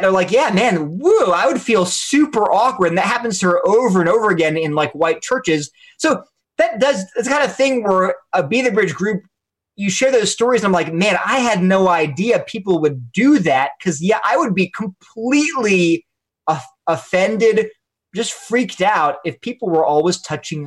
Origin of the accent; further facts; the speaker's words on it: Delaware, United States; I'm from Delaware, so maybe it's a Delaware thing